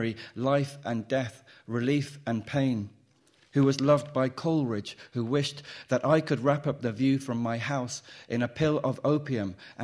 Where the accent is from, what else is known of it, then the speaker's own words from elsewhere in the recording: Midlands, United Kingdom; maybe it's a Midlands thing, but when I was young, us equally meant me